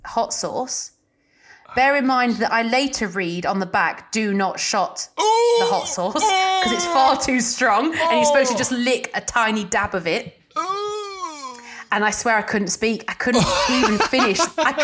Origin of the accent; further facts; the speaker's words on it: Nottinghamshire, East Midlands, United Kingdom; I was in the East Midlands, so I was in Nottinghamshire, but wasn't in a city at all. I was in the middle of nowhere, like cows were my neighbours.